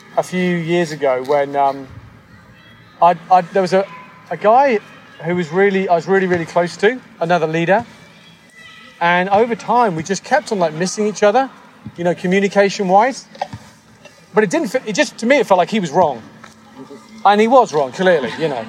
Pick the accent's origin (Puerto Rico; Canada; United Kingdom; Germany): United Kingdom; moved away as an adult; now in United States; coming to the US as a British person